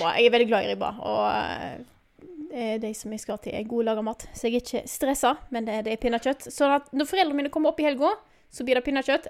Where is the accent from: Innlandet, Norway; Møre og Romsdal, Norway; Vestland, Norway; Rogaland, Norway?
Vestland, Norway; moved away; jeg kommer jo fra Vestland, Vestland.